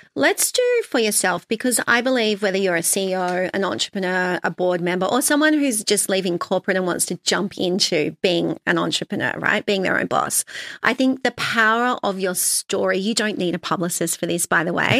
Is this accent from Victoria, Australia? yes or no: no; Sydney, New South Wales, Australia; also born or lived in London; I had a normal childhood growing up in Sydney on the North Shore